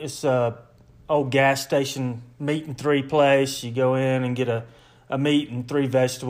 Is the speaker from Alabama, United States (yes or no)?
yes; Troy, Alabama, United States; now in Colorado, United States; I'm Hannah's dad. I'm from Troy, Alabama.